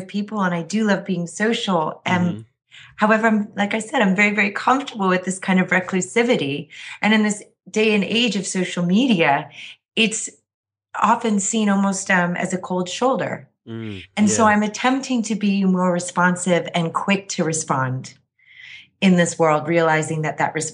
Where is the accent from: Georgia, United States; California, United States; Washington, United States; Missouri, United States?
Missouri, United States; Kansas City; moved away as an adult; also born or lived in New York / Boston / San Francisco / Philadelphia; now in Los Angeles, United States; I grew up in Kansas City, went to school in New York, spent a brief amount of time in Boston